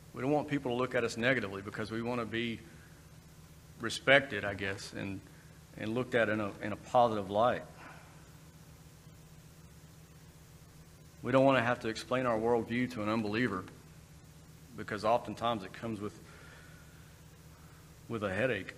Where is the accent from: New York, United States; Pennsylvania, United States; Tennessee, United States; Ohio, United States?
Tennessee, United States; East; I'm from East Tennessee